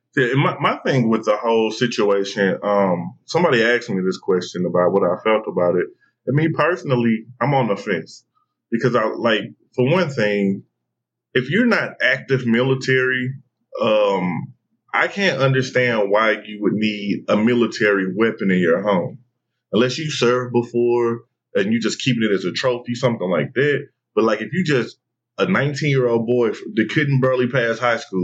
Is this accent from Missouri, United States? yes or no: yes; St. Louis, Missouri, United States; moved away; I'm like coming from St. Louis